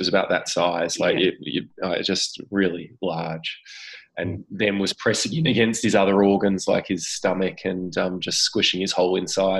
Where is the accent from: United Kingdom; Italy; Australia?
Australia; Adelaide, South Australia; moved away as an adult; also born or lived in Sydney; I was from Adelaide, Jerusha was from Sydney, and when we got married, we lived in Sydney for about 10 and a half years. So we moved back to Adelaide in 2015.